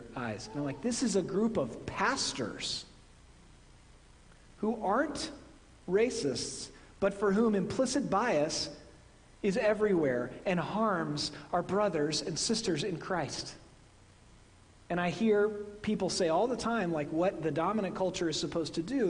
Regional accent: Midwest, United States; accent: Midwestern; moved away; My Midwestern accent

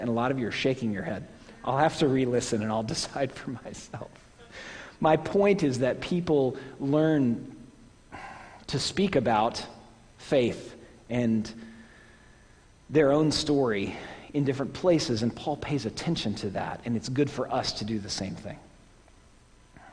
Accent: Oklahoma, United States; now in New England, United States; my home state is not in the South? Oklahoma is not in the South

